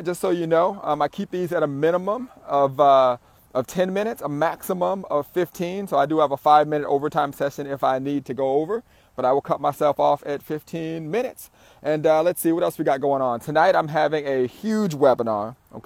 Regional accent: Southern California, United States; I'm an entrepreneur from SoCal

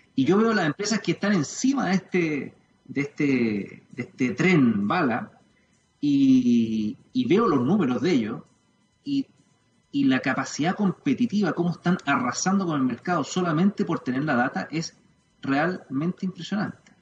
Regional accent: Chile

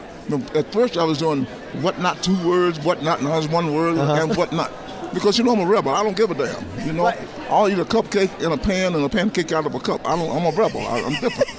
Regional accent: Atlanta, Georgia, United States; I'm from Atlanta

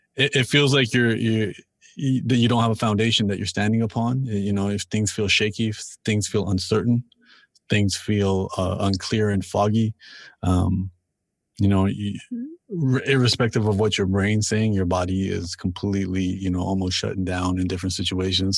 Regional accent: Toronto, Ontario, Canada; I'm from Toronto and I'm born and raised here

